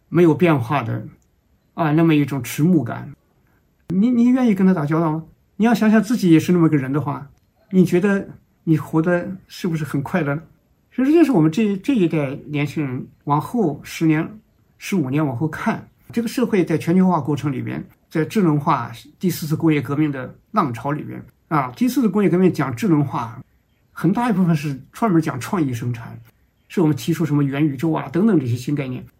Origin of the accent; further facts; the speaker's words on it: China; 我们中国人